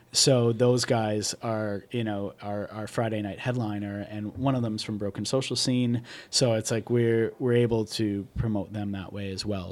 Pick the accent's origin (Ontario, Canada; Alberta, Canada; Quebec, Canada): Ontario, Canada; Newmarket; I'm from Newmarket, which is a suburb of Toronto